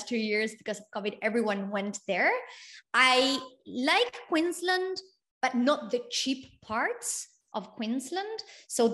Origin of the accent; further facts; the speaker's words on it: Argentina; now in Australia; I come from Argentina